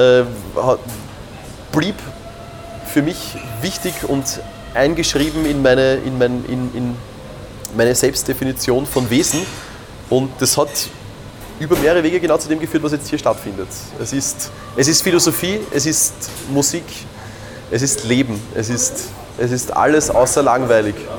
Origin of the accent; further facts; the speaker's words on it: Weinviertel, Pulsdorf, Lower Austria, Austria; örtlich betrachtet bin ich aus dem nördlichen Weinviertel, aus dem netten Örtchen Pulsdorf.